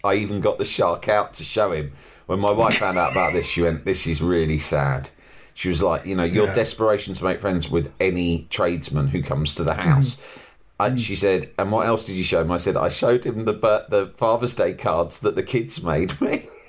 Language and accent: English; Birmingham, West Midlands, United Kingdom; Thing is, growing up in Birmingham in the 80s, I was really deeply scared of giraffes.